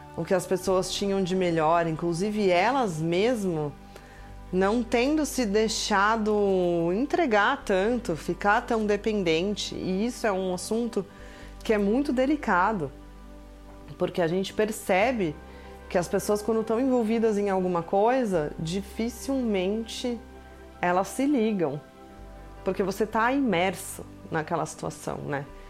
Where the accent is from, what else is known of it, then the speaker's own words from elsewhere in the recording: Brazil; moved away as an adult; faz exatamente dois meses que eu saí do Brasil